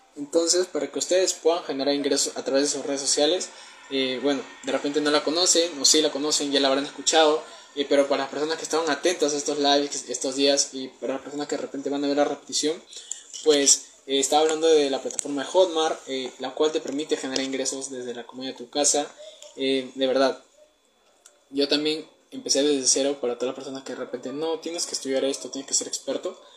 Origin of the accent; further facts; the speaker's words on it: Peru; tengo 19 años, soy de Perú